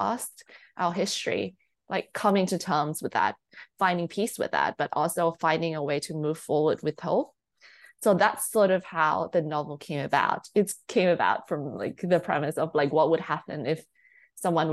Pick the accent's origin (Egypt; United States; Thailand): Thailand; I'm not from the UK or I'm not from the US, so I'm like born and raised in Thailand